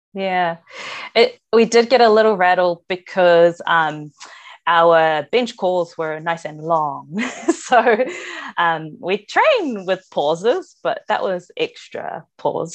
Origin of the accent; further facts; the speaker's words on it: New Zealand; being Māori myself and growing up with that stuff